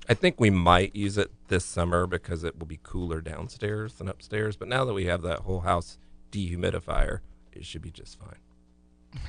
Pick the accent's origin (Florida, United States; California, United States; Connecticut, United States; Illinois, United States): Florida, United States; growing up in Florida